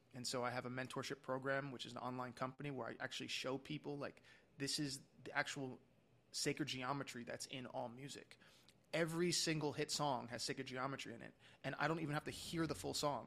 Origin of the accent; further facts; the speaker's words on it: New York, United States; moved away; I'm from New York originally